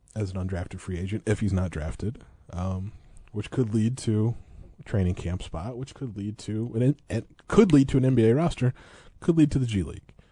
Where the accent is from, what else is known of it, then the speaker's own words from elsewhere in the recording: Eureka, United States; growing up in Eureka